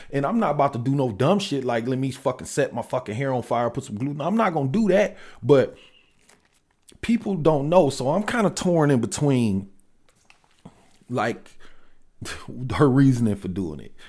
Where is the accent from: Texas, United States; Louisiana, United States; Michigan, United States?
Michigan, United States; Detroit; I'm from Detroit